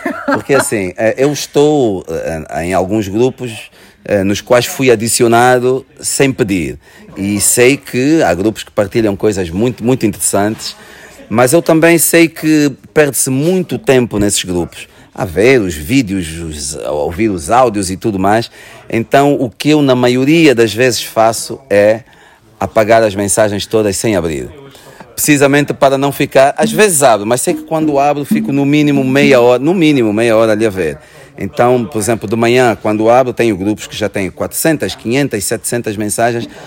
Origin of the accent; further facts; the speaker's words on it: Luanda Province, Angola; moved away as an adult; now in Portugal; Porque eu, eu vim de Angola com 18 anos e, e quando emigrei para Portugal eu já era muito angolano, não é?